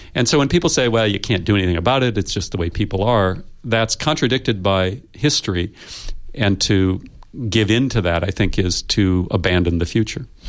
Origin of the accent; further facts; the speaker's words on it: United States; I come from the United States